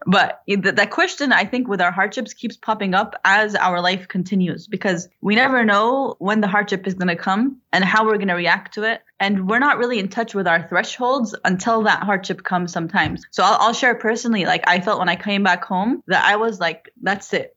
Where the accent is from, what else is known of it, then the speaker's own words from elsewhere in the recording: Florida, United States; now in North Carolina, United States; I was born and raised in Florida